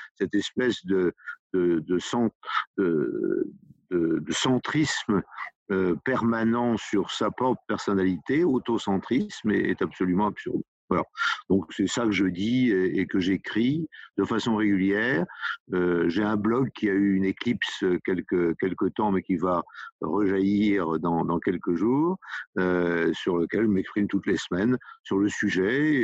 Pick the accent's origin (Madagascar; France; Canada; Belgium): France; Côtes-d'Armor, Brittany; je suis des Côtes d'Armor euh, à, près de Guingamp et de Saint-Brieuc